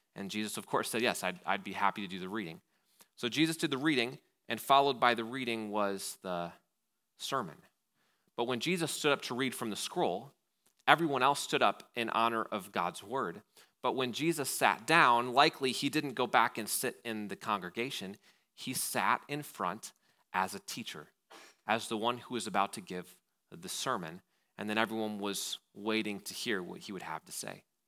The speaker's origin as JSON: {"language": "English", "town": "Wausau", "region": "Wisconsin", "country": "United States", "said": "being from Wausau"}